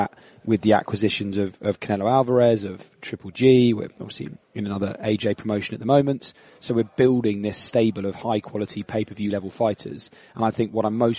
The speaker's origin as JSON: {"language": "English", "country": "United Kingdom", "said": "I'm from Britain"}